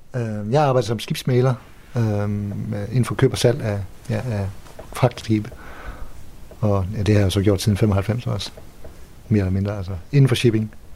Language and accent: Danish; Ringkøbing, Central Denmark Region, Denmark; now in Hvide Sande, Denmark; Jeg er vokset op i Ringkøbing